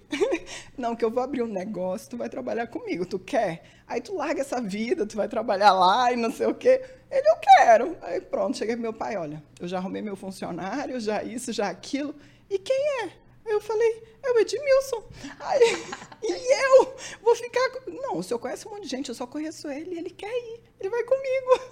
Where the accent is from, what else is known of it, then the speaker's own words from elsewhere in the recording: Manaus, Amazonas, Brazil; Eu nasci em Manaus